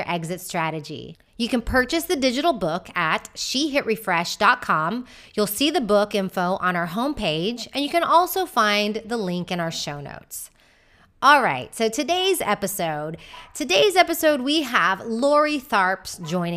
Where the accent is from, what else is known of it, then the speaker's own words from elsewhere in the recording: Houston, Texas, United States; moved away as an adult; also born or lived in Austin, Texas / Madrid, Spain; now in Malaga, Spain; I'm originally from Houston, Texas. I spent a few years in Austin before moving to Madrid, Spain in 2015 at 35 years old.